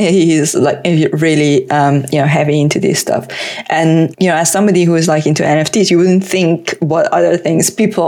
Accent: Tehran, Tehran Province, Iran; English is a second language; moved away as an adult; now in United Kingdom; I was born in Tehran.

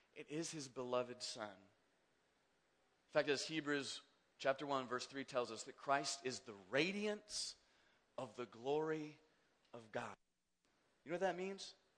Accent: Kansas, United States; I grew up in Kansas

